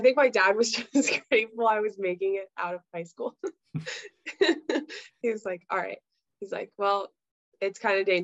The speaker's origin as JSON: {"language": "English", "town": "Virginia Beach", "region": "Virginia", "country": "United States", "said": "I'm from Virginia Beach, Virginia, and we're very much like a relaxed, like kind of surfer community, like a little beach community."}